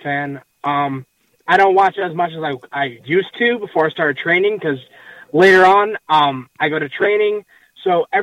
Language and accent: English; New York City, New York, United States; now in upstate New York, United States; I grew up in Queens, but now I live in upstate New York